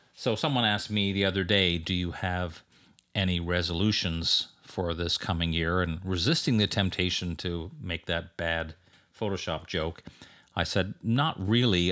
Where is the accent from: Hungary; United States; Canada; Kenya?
Canada; moved away; teaching up in my home country of Canada